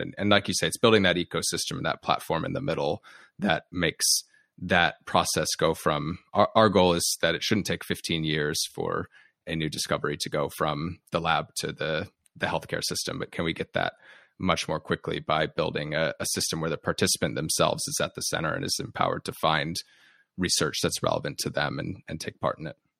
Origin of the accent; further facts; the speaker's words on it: United States; you and your listeners can tell from my accent, I'm from the U S